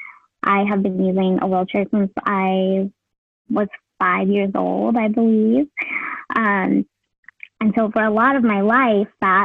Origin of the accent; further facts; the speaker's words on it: United States; my parents, who are immigrants from Vietnam. And I thought, you know, a lot about how I could improve the systems as an English speaking, you know, first generation Asian American